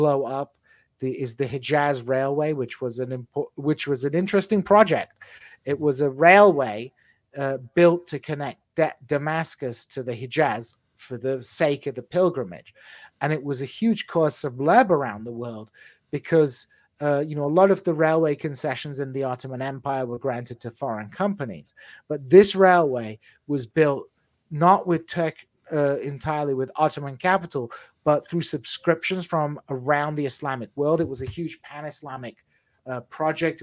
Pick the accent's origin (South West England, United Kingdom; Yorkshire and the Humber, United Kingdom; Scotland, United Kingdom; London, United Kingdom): Yorkshire and the Humber, United Kingdom; Hull; my hometown of Hull